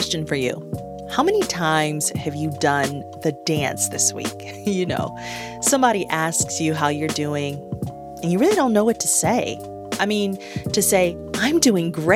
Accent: Detroit, Michigan, United States; moved away; This city is the epicenter of pleasure in the midst of turmoil, my hometown

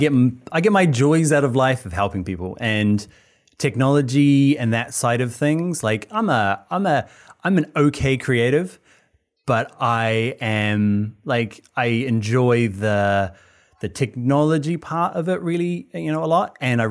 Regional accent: New Zealand; moved away as an adult; now in Ireland; Yeah, I'm from New Zealand.

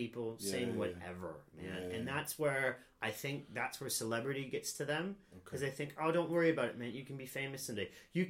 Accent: Anderson Township, Ohio, United States; moved away as an adult; also born or lived in California / South Korea; now in London, United Kingdom; I grew up in a suburb of Cincinnati. Right. I didn't grow up in the city.

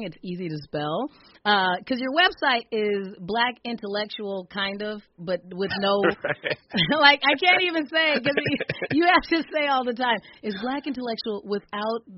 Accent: Arizona, United States; now in Minnesota, United States; I grew up in Arizona and didn't get to winter for the first half of my life

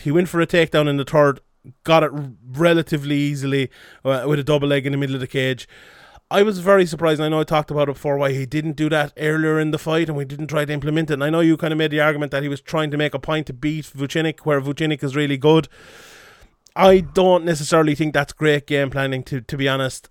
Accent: Ireland

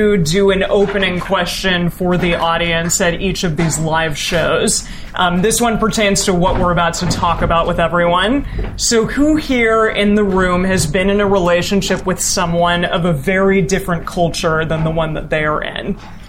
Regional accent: United States; Yeah, I am American, but I also grew up not religious at all

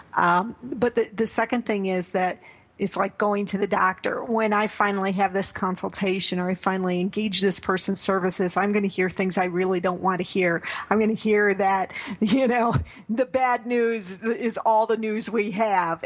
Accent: Naperville, Illinois, United States; my hometown of Naperville, Illinois

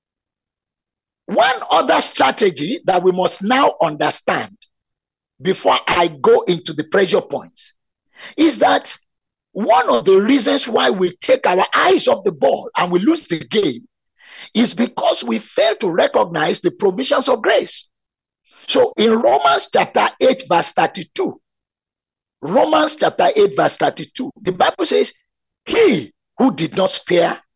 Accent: Nigeria; also born or lived in Abeokuta, Nigeria; I was expected by Chivning to be within my home country for 2 years

